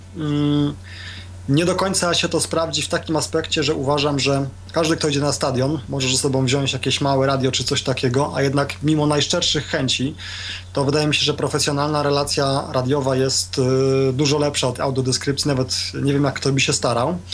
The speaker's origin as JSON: {"language": "Polish", "country": "Poland"}